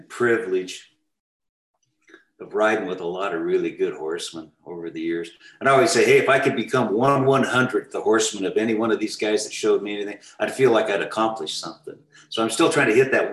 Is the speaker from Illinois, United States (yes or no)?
no; Washington, United States; moved away as an adult; also born or lived in Alaska / Omak, Washington; I was raised in Washington.